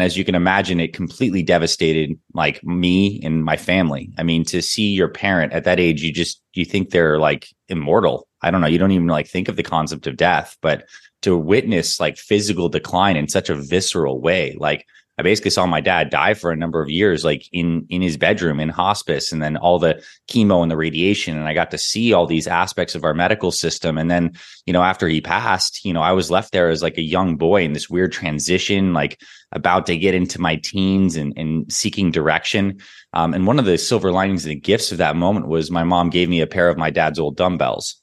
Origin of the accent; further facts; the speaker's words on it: Toronto, Ontario, Canada; also born or lived in Syracuse, New York; I was born in Syracuse, New York, and I grew up in Toronto, Canada, like a mix of those two places